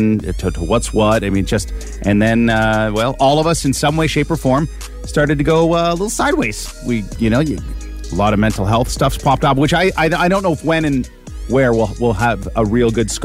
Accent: Teeswater, Ontario, Canada; I grew up in Terra, Ontario

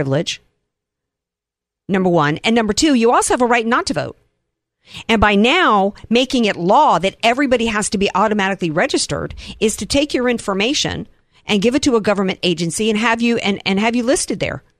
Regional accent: the Gulf Coast, the South, United States; I was from there and grew up in the Gulf Coast

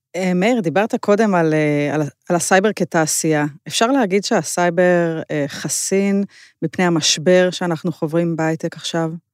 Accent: Israel; אנחנו בתור ישראלים

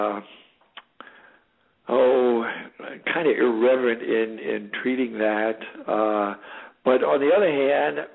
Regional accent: California, United States; I was born and raised in California.

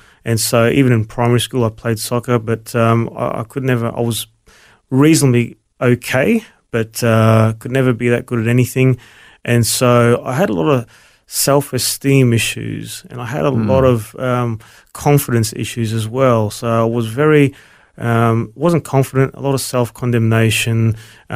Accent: Brisbane, Queensland, Australia; also born or lived in Melbourne; So we moved to Brisbane, and I grew up in Brisbane from there on.

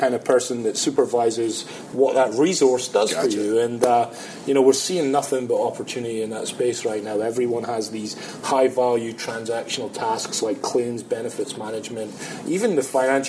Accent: Scotland, United Kingdom; moved away; I'm Scottish.

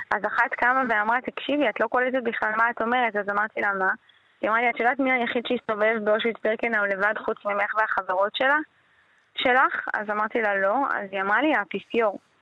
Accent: Hashmonaim, Israel; now in Modi'in Illit, Israel; אני גרתי בחשמונאים בתור נערה

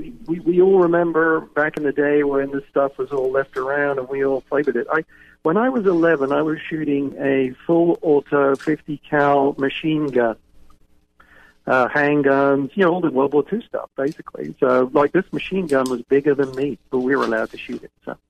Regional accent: England, United Kingdom; accent: English; now in United States; Well, you can probably tell by my accent, I wasn't born here in the United States. I was originally from England.

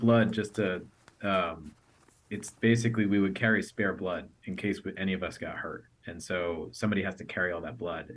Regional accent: United States; I came from the United States

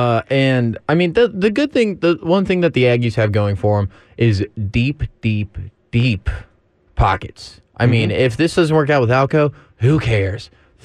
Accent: Houston, Texas, United States; growing up in Houston

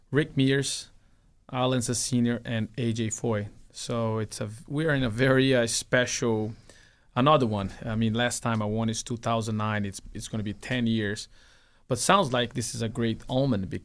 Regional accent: Brazil; Well, my dad used to have a race team in my hometown.

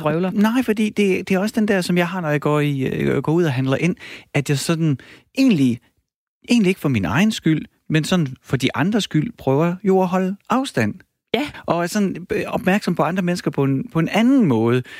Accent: Horsens, Central Denmark Region, Denmark; accent: East Jutlandic; jeg er fra Horsens

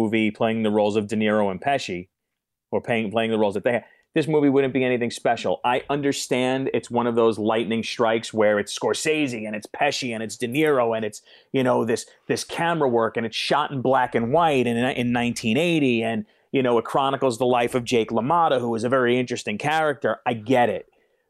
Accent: New York, United States; also born or lived in Chicago; you must be the only guy from New York that doesn't like

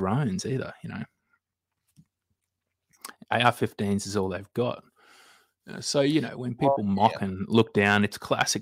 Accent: Australia; also born or lived in Queensland; I'm an Australian

